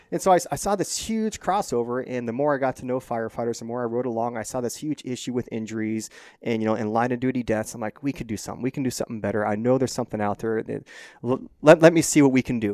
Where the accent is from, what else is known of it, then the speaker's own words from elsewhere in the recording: Phoenix, Arizona, United States; I grew up in North Phoenix, Scottsdale area